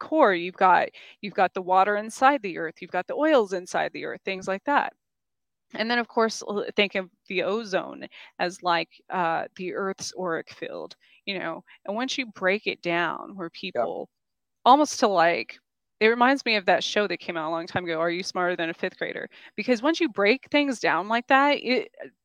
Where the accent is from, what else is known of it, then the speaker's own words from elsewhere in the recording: New Mexico, United States; moved away; also born or lived in New York / Kansas; where I grew up in New Mexico